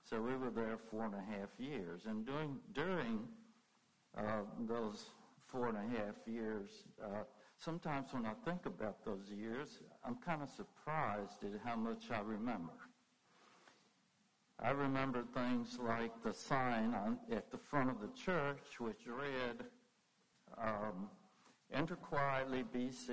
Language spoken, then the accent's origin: English; Lynchburg, Virginia, United States; also born or lived in South Boston, Virginia; I was born in Lynchburg at a place that I doubt many of you know, Guggenheimer Hospital